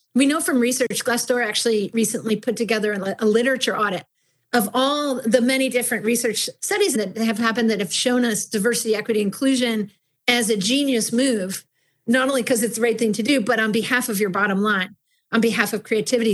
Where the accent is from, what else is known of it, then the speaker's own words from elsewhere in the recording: Buffalo, New York, United States; I grew up in Buffalo, New York